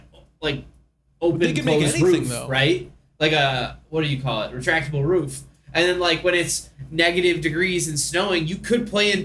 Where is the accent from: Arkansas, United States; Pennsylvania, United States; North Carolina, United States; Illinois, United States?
Illinois, United States; Arlington Heights; So I'm from Arlington Heights. You could walk to Arlington to this, like, the racetrack, but it's a hike. It's really, really close though to where I'm from.